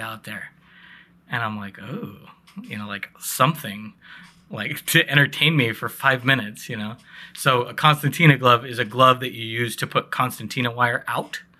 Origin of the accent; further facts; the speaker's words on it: Northwest, United States; we're National Guard, so, like, we're all from the Northwest